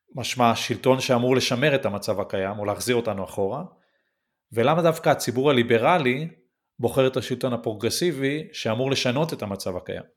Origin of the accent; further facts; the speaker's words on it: Northern District, Israel; בתור ילד שגדל באחד מיישובי הצפון